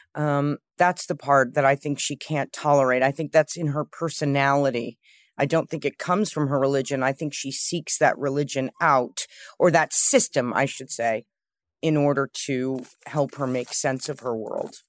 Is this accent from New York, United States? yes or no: yes; New York City, New York, United States; I grew up with my mother in New York